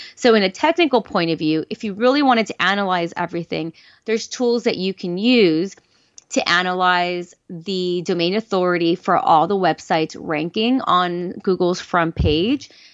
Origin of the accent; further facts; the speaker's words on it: Los Angeles, California, United States; I'm from Los Angeles